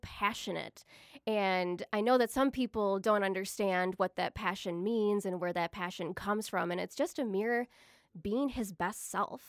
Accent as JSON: {"language": "English", "town": "Eagan", "region": "Minnesota", "country": "United States", "moved": "as an adult", "lives_now": "Rochester, United States", "said": "I'm originally from Eagan, Minnesota"}